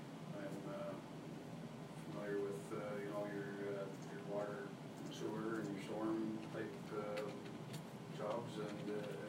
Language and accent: English; New Brunswick, Canada; moved away as an adult; also born or lived in Edmonton, Alberta; now in Alberta, Canada; I'm from New Brunswick originally. I've been out here for a couple of years now